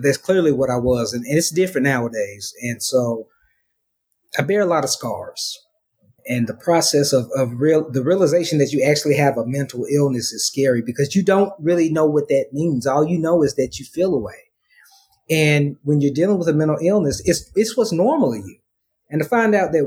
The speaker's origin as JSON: {"language": "English", "town": "Memphis", "region": "Tennessee", "country": "United States", "moved": "as an adult", "lives_now": "Dallas, United States", "said": "I'm originally from Memphis, Tennessee. Lived in Dallas for the past 4 years"}